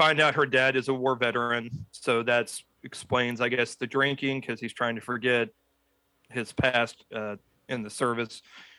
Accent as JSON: {"language": "English", "region": "Midwest", "country": "United States", "said": "I'm from the Midwest and I'm still in the biscuits and gravy area."}